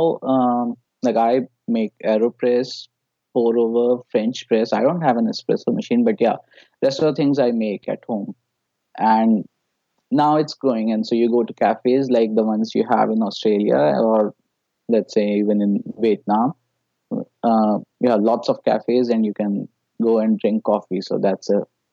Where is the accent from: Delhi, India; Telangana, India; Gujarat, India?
Delhi, India; New Delhi; I'm from New Delhi, India.